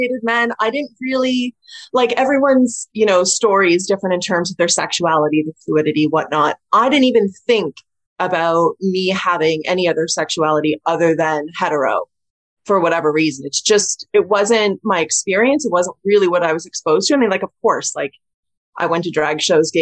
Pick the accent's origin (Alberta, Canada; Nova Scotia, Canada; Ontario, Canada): Ontario, Canada; Toronto; moved away as an adult; also born or lived in London; now in Cheshire, United Kingdom